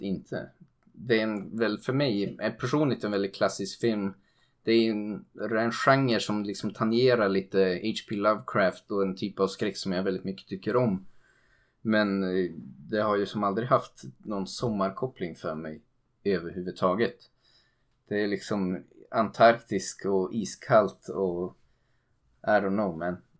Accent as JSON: {"language": "Swedish", "country": "Sweden", "said": "som svensk"}